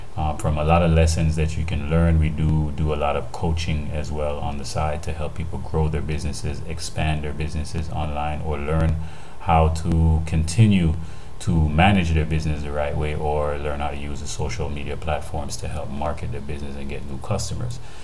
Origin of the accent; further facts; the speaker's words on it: Jamaica; the way we live, how we eat, our foods, and our cultures here in Jamaica